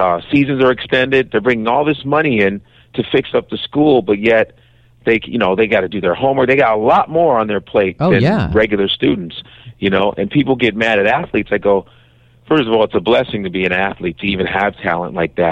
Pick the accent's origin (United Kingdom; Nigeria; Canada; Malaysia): Nigeria; moved away; also born or lived in Chicago; I'm Nigerian